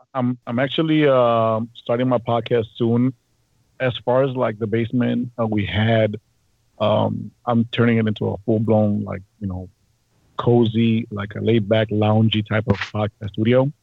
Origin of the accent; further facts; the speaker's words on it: Chicago, Illinois, United States; I'm a Chicago native, born and raised in Uptown